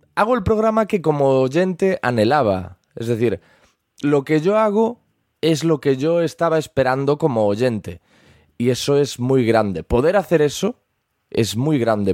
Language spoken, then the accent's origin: Spanish; Galicia, Spain; se me percibe por el acento, pero soy gallego